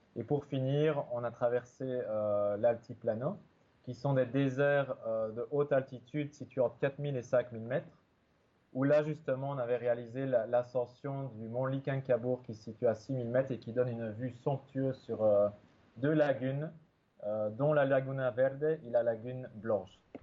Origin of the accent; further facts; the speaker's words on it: Belgium; je suis né en Belgique, euh, dans la campagne. J'ai toujours vécu euh, près de la forêt